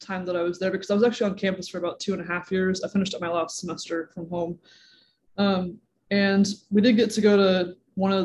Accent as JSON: {"language": "English", "town": "Danville", "region": "Illinois", "country": "United States", "tie": "born or raised there", "also_born_or_lived": "Carbondale, Illinois", "lives_now": "Chicago, United States", "said": "I was born and raised in Danville, Illinois, which is 30 minutes east of Champaign-Urbana"}